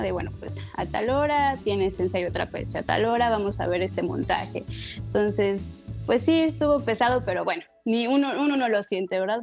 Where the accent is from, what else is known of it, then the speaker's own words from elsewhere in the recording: Mexico; also born or lived in Morelos / Mexico City / Playa del Carmen; somos los mexicanos